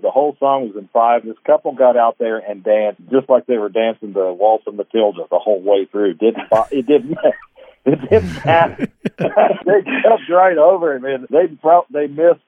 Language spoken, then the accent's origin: English; Ohio, United States; I'm from Ohio originally, but my people are all from the South, so we'd go back to West Virginia